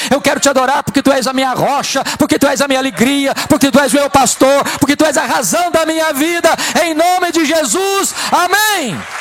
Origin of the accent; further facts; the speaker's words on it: Espírito Santo, Brazil; Eu sou do estado do Espírito Santo